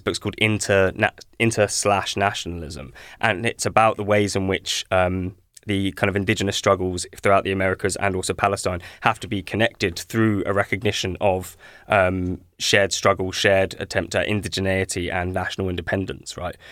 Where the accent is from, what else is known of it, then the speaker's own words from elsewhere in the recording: Ashford, South East England, United Kingdom; I was born in Ashford